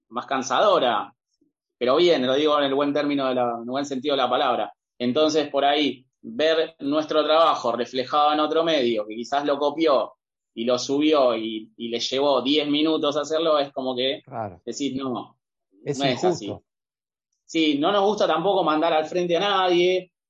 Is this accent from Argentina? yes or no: yes; Argentina; venimos de un país que somos básicamente españoles también nosotros